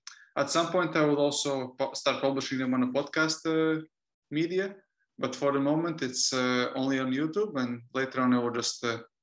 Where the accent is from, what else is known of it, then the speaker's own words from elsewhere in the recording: Latvia; now in Tenerife, Spain; I'm from Latvia originally, but I'm calling it from Tenerife, which is Canary Islands. It belongs to Spain.